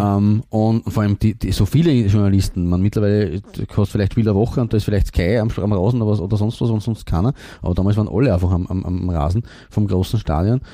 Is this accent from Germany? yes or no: no; Austria; als Österreicher